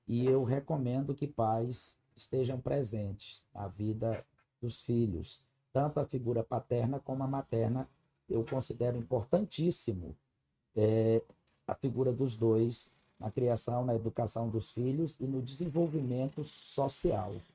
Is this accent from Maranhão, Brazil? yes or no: yes; Araioses, Maranhão, Brazil; now in Brasília, Brazil; eu sou natural do estado do Maranhão. Uhum. Eu sou maranhense. Eu nasci em uma pequenina cidade chamada Araioses, no estado do Maranhão